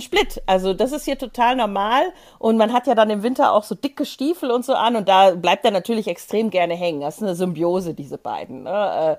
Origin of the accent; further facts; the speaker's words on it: Tyrol, Austria; als Tiroler